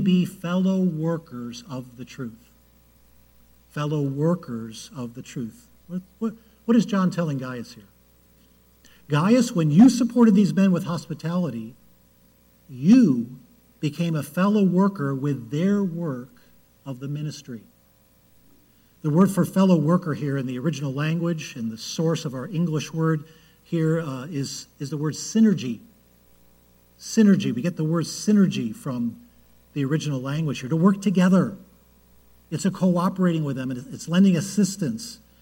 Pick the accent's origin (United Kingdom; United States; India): United States; Cleveland, Ohio; I was born in Cleveland